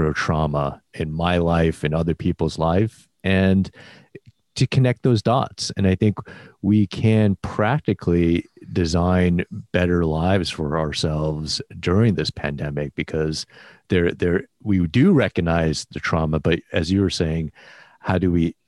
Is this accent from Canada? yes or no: no; Midwest, United States; moved away; As a Midwesterner